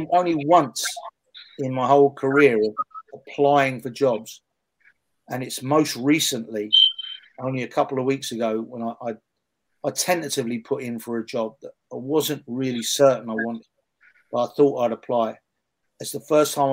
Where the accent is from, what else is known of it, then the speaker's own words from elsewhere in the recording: England, United Kingdom; a national team role in my home country. You know, some people that might have an answer to that and say that I wasn't good enough or I didn't deserve it. But I got turned down more than once to work with the England women's national team